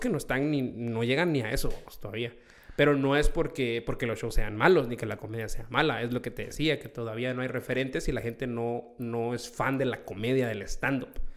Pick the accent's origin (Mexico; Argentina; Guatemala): Guatemala; yo soy, sí, soy guatemalteco.